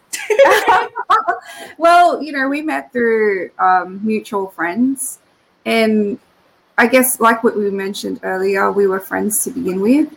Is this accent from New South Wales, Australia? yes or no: yes; Sydney, New South Wales, Australia; also born or lived in Philippines; and also super proud of the fact that I was also raised here. So we came here back in '88